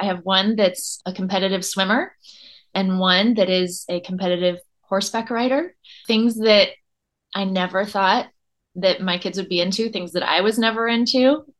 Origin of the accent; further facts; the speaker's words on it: Dallas, Texas, United States; now in San Antonio, United States; I'm a city girl. I grew up in Dallas, and now I'm in San Antonio